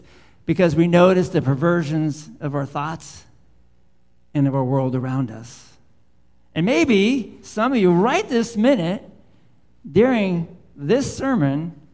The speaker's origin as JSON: {"language": "English", "town": "South San Francisco", "region": "California", "country": "United States", "tie": "born or raised there", "said": "I'm a boy from South San Francisco growing up in the concrete."}